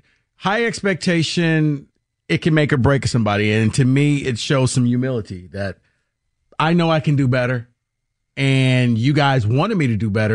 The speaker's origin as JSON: {"language": "English", "town": "Detroit", "region": "Michigan", "country": "United States", "said": "Look, I'm from Detroit"}